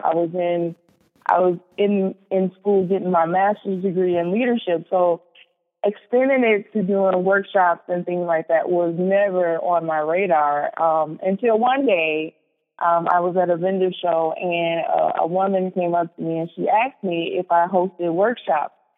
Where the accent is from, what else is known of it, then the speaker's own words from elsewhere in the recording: Chicago, Illinois, United States; moved away as an adult; also born or lived in Morris, Minnesota; now in Minnesota, United States; I was born and raised in Chicago